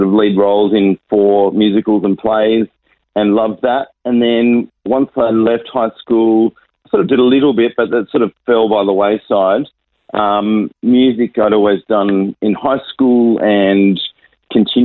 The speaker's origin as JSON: {"language": "English", "town": "Sydney", "region": "New South Wales", "country": "Australia", "tie": "born or raised there", "also_born_or_lived": "Nairobi, Kenya", "moved": "as an adult", "lives_now": "Adelaide, Australia", "said": "I was born and raised in Sydney with a little couple of years living in Nairobi."}